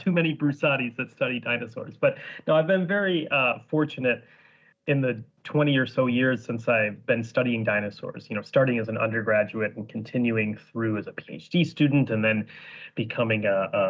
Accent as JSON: {"language": "English", "region": "Northern Illinois", "country": "United States", "tie": "born or raised there", "also_born_or_lived": "Scotland", "moved": "as an adult", "lives_now": "Edinburgh, United Kingdom", "said": "I'm from Northern Illinois"}